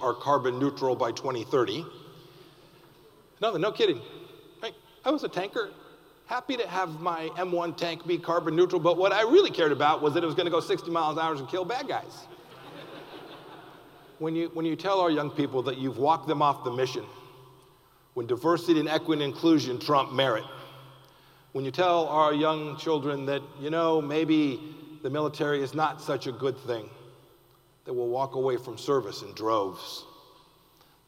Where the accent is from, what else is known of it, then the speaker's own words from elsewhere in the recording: Kansas, United States; I'm from Kansas